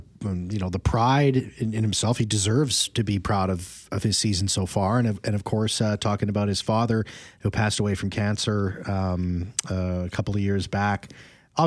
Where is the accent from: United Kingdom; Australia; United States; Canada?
Canada; Winnipeg, Manitoba; I wanted to be on 680 CGOB in my hometown in Winnipeg